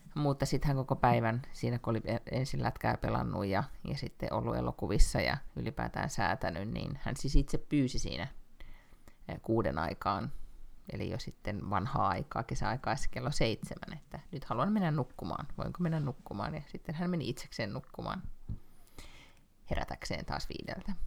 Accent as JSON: {"language": "Finnish", "country": "Finland", "moved": "as an adult", "lives_now": "Sweden", "said": "mä oon Suomesta"}